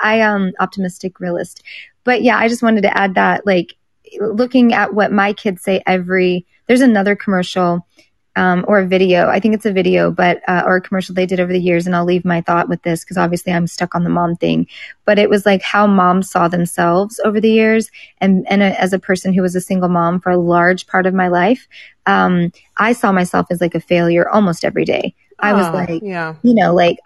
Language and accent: English; Tornado Alley, United States; I grew up in Tornado Alley